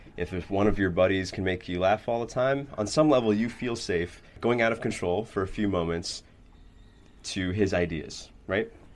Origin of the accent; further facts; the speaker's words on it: New York City, New York, United States; I grew up in New York City